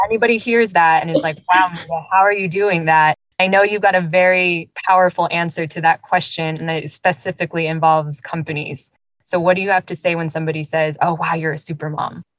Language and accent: English; Los Angeles, California, United States; a daughter of immigrants myself growing up in the US. And even in a place that was as diverse as Los Angeles